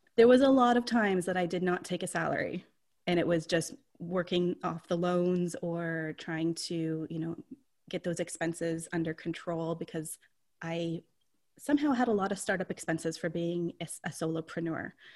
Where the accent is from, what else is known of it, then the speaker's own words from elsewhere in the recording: St. Catharines, Ontario, Canada; also born or lived in Toronto area; I've born and raised in St. Catharines